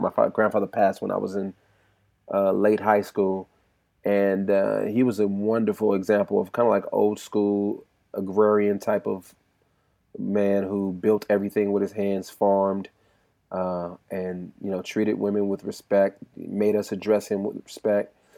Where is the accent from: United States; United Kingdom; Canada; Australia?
United States; California; I'm from California as well